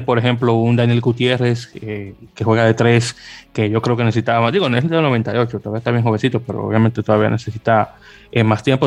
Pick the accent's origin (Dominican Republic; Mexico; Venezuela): Dominican Republic; yo soy de la República Dominicana